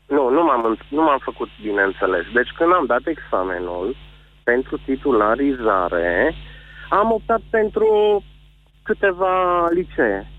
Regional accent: Transylvania, Romania; sunt din Ardeal și că sunt un fost cadru didactic

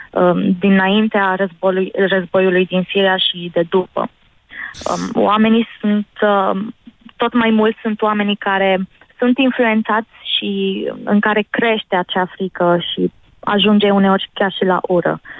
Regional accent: Romania; also born or lived in Jordan; Am crescut în România, parțial am crescut în România. Am fost o mare parte um, ba în Iordania, o altă țară arabă.

